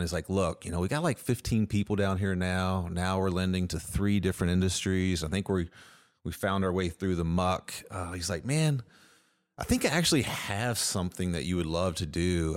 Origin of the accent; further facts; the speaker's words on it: Edmonton, Kentucky, United States; also born or lived in Lexington, Kentucky; I grew up in Edmonton, Kentucky, so Metcalf County is a couple hours from here